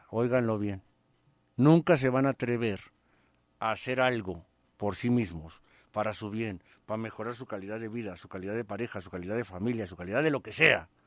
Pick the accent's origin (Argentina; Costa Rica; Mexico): Mexico; Tijuana, Baja California; now in Sacramento, United States; Yo soy de Tijuana, Baja California y radico en Salimar, en Sacramento.